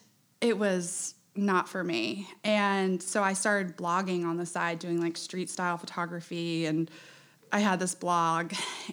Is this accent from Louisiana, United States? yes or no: no; Charleston, South Carolina, United States; also born or lived in Shanghai, China; I grew up in Charleston. I'm 34 years old. I live downtown.